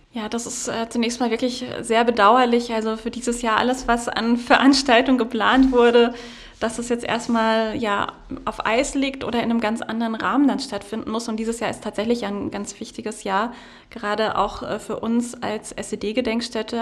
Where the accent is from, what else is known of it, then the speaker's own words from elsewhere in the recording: Freiburg, Baden-Württemberg, Germany; now in Potsdam, Germany; meiner Heimat Freiburg